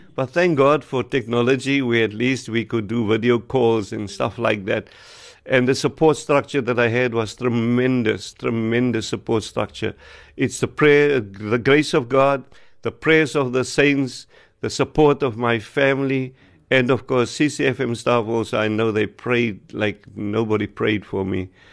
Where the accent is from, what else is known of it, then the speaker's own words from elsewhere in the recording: Wellington, Western Cape, South Africa; From Wellington, I'm from Wellington